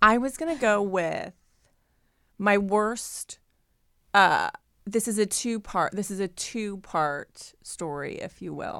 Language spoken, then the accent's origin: English; Ohio, United States; growing up in Ohio